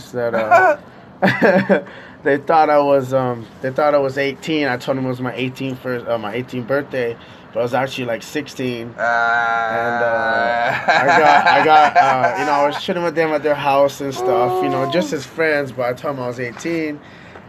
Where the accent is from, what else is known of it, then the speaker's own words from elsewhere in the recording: Kauai, Hawaii, United States; moved away as an adult; now in Oahu, United States; since I've been out here on Oahu, I'm originally from Kauai